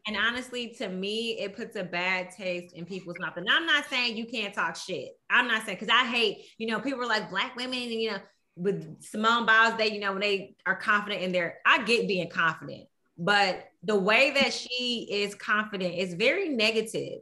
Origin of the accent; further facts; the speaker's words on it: Houston, Texas, United States; I am from Houston